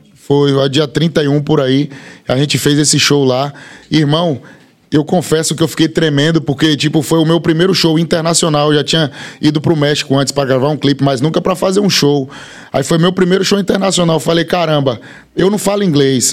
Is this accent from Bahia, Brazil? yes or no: yes; Bahia, Brazil; also born or lived in Feira de Santana; eu sou da Bahia. Tem gente, eu moro em Feira de Santana